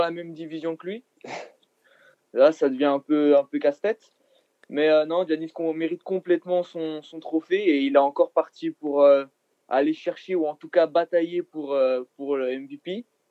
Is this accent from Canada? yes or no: no; Belgium; je suis belge